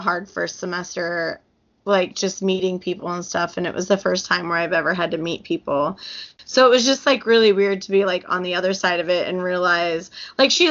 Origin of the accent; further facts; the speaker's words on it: Illinois, United States; I was from, Illinois